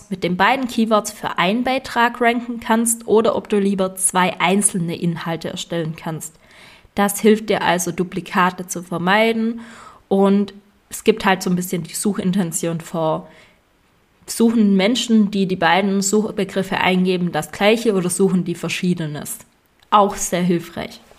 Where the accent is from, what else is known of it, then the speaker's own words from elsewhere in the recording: Swabia, Germany; Und ich als Schwabe empfehle dir Lifetime-Version